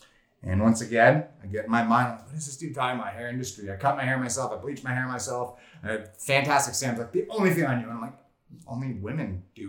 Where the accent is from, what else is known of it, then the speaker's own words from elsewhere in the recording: Los Angeles, California, United States; I grew up in Los Angeles, Southern California.